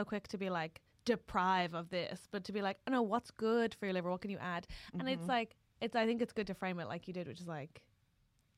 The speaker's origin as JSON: {"language": "English", "country": "Ireland", "said": "I'm Irish"}